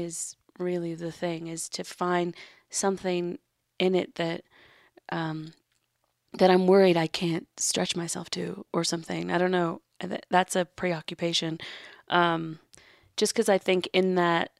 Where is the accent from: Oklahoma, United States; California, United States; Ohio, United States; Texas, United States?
California, United States; Los Angeles; also born or lived in New York; I grew up in Los Angeles in Hollywood